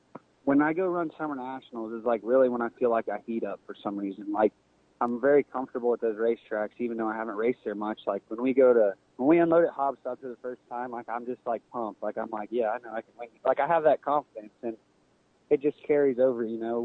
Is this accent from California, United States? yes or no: no; Mississippi, United States; now in Waverly, Texas, United States; I was born in Mississippi